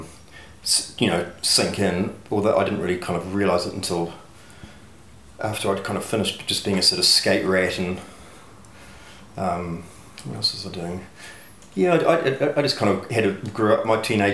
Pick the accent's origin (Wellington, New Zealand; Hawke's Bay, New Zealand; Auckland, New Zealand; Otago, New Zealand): Otago, New Zealand; Dunedin; I grew up in Dunedin in Mornington